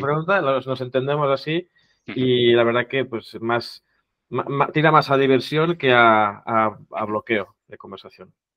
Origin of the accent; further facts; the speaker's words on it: Catalonia, Spain; first language Catalan; Spanish is a second language; mi idioma nativo, digamos, o madre, no sé cómo se podría traducir, es el catalán